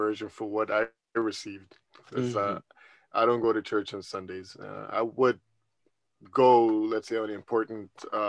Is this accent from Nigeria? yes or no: no; Netherlands; moved away; growing up in the Netherlands